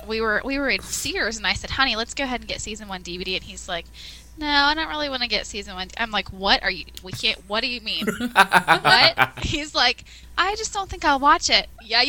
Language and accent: English; Australia; And yes, I am from Australia.